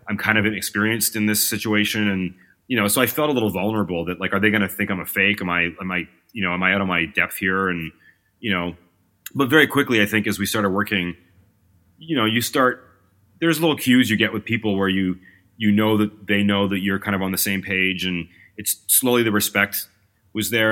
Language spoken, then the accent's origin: English; Toronto, Ontario, Canada; I'm from Toronto